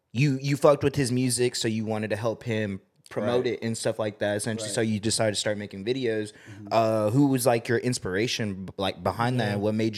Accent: Las Vegas, Nevada, United States; now in Austin, United States; I'm actually from Vegas

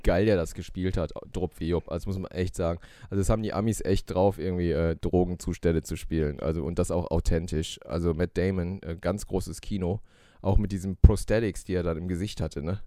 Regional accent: Germany; bei uns in Deutschland

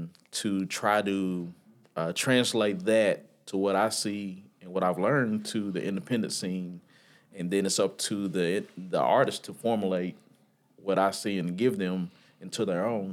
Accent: Nashville, Tennessee, United States; also born or lived in Michigan; I was born in Michigan, but I was raised here in Nashville, so I claim Nashville 9 out of 10 times

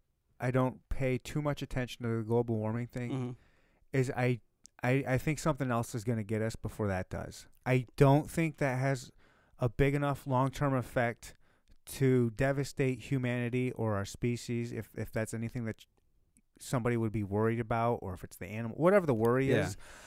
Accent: Michigan, United States; I actually like the cold. I was born and raised in Michigan. Cold don't faze me.

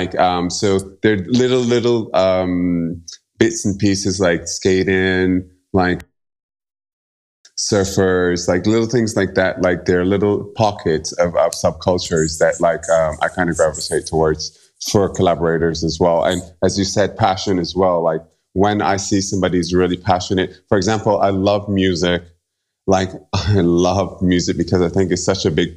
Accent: Barbados; now in New York City, United States; I'm from Barbados originally. So I grew up listening to a very specific kind of music

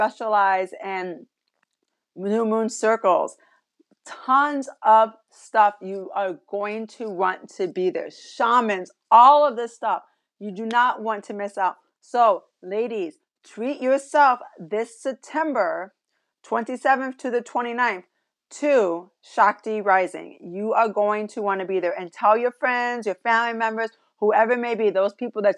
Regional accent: Michigan, United States; here in Michigan, my home state

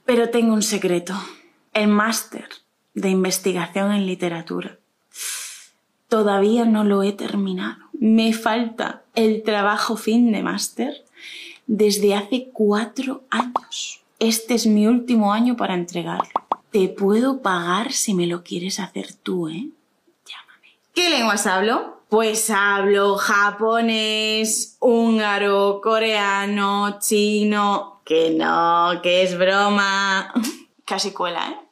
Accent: Yecla, Region of Murcia, Spain; accent: accent of Yecla; Soy de un pueblo de la región de Murcia que se llama Yecla.

